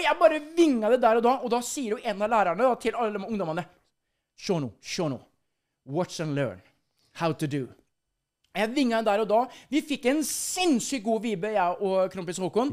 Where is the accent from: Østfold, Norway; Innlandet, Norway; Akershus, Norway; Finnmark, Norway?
Østfold, Norway; Halden; also born or lived in Sarpsborg; det er jo traktene jeg kommer fra, fra Halden